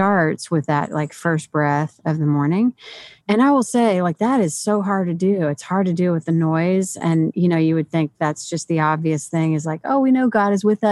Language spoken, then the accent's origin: English; St. Louis, Missouri, United States; moved away; I'm originally from St. Louis